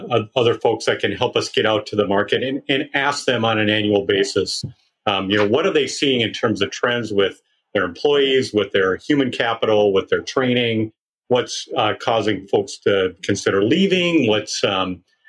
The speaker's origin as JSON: {"language": "English", "region": "Minnesota", "country": "United States", "said": "I'm a Minnesotan, and we like our hockey here"}